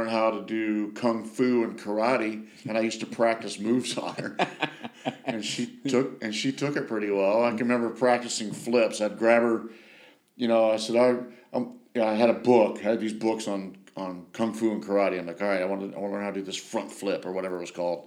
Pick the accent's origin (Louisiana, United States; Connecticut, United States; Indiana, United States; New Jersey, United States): Indiana, United States; Angola; I was born in Angola, Indiana, a little town in the very northeast corner of the state